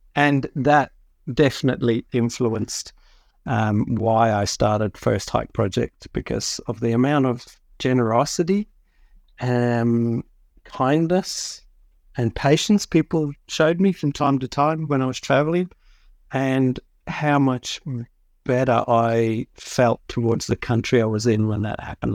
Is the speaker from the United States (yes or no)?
no; South Africa; moved away as an adult; I grew up in South Africa